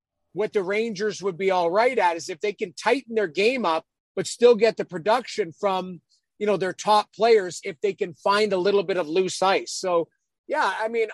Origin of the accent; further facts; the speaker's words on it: Edmonton, Alberta, Canada; I grew up in Edmonton